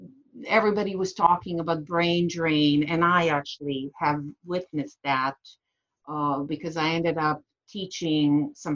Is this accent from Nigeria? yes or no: no; Bosnia & Herzegovina; accent: foreign; English is a second language; moved away as an adult; also born or lived in Sarajevo / United States; 20 years later, after I left Bosnia